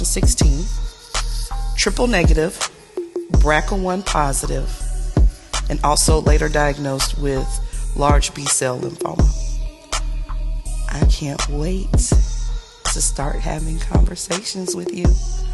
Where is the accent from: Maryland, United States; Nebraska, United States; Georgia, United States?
Georgia, United States; Brunswick; now in Columbia, United States; I live in Columbia, South Carolina, but I am from Brunswick, Georgia.